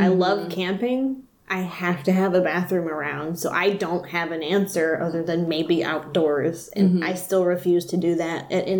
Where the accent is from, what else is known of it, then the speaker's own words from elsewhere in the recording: the South, United States; I'm from the South. So when you're born, you get a taxidermy animal, and you learn how to make biscuits immediately.